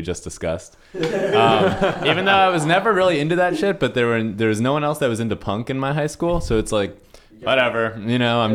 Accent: Eliot, Maine, United States; also born or lived in Portsmouth, New Hampshire; I actually grew up in Southern Maine. I grew up between mostly in Elliott, Maine, also in Portsmouth, New Hampshire

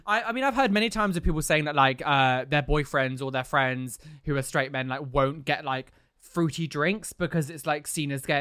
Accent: London, United Kingdom; as a Londoner

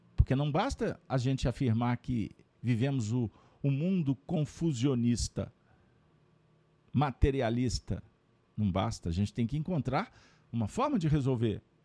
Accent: Brazil; Como brasileiros

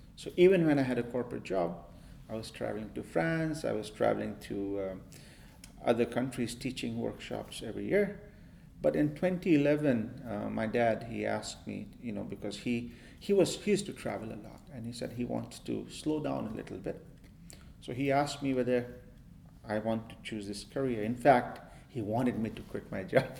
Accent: Maharashtra, India; I grew up in India and I grew up in a yoga

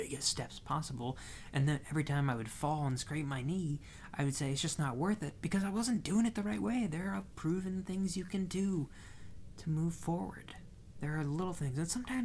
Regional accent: Midwest, United States; we're from the Midwest

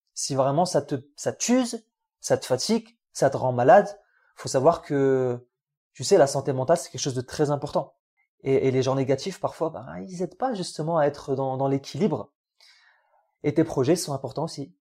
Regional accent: France; French is a second language; also born or lived in Algeria; je venais d'arriver d'Algérie. Tu sais, j'apprenais un peu le français.

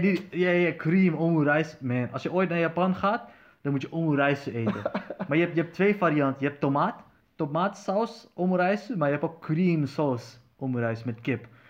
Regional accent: Netherlands; waar kom je vandaan? Ik zei, van Nederland

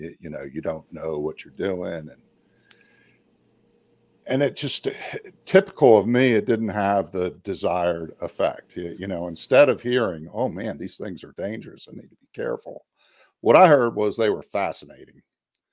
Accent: Maryland and Delaware area, United States; I grew up in Maryland and Delaware area

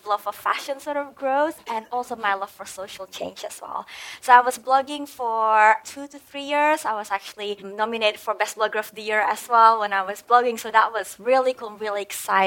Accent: Indonesia; also born or lived in Perth, Australia; now in Bali, Indonesia; I am originally from Indonesia and I was so blessed to be able to come to Perth, you know, Australia

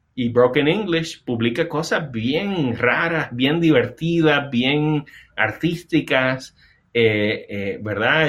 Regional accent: Puerto Rico; moved away as an adult; now in North Carolina, United States; está basado en las vivencias de yo criarme en Puerto Rico y, y vivir toda mi vida adulta en Puerto Rico. O sea, yo me mudé aquí a Carolina del Norte hace casi dos años.

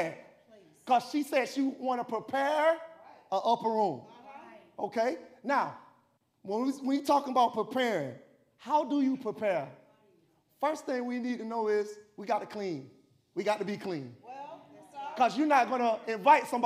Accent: Tallahassee, Florida, United States; moved away; I came from Tallahassee, and I came from this, we was in the housing projects, and they had something called Tallahassee Housing Authority

